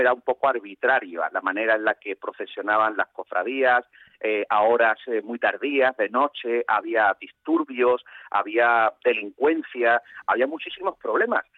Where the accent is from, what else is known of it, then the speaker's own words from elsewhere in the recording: Seville, Andalusia, Spain; barrio de Triana, donde yo nací y me crié